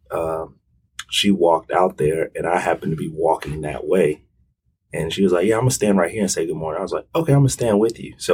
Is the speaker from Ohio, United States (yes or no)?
no; Hampton, Virginia, United States; also born or lived in Kansas City, Missouri / Kansas City, Kansas / Wichita, Kansas; we started in Kansas, Wichita, Kansas, or I was born in Kansas City, Missouri, moved to Kansas City, Kansas, then Wichita, Kansas, and then I settled in Hampton, Virginia.